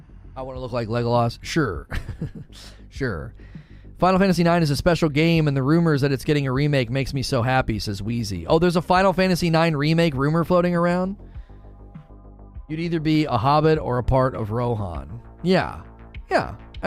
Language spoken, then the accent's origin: English; Bronx, New York, United States; Me, I'm from the Bronx.